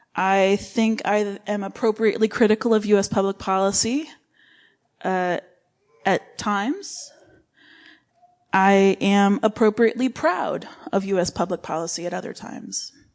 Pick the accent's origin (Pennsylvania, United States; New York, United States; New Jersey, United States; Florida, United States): New York, United States; Livingston County; moved away as an adult; also born or lived in Rochester, New York / Romania / Qatar / Oman; I was born in Rochester and raised in Livingston County